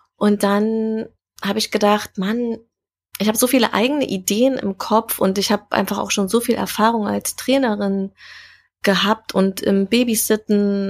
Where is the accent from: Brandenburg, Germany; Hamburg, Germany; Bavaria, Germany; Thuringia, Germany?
Thuringia, Germany; Jena; moved away as an adult; now in Berlin, Germany; ganz ursprünglich äh, bin ich in Jena geboren, also Thüringen Ach, ist so meine Heimat.